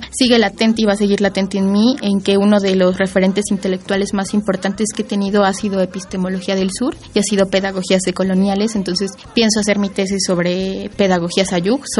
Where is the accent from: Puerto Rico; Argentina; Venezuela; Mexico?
Mexico; Santa María Tlahuitoltepec, Oaxaca; born or raised there; moved away as an adult; now in Mexico City, Mexico